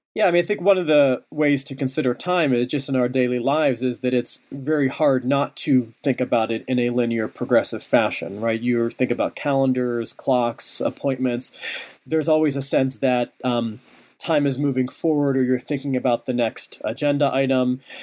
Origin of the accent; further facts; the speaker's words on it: Pittsburgh, Pennsylvania, United States; moved away; Pittsburgh, my hometown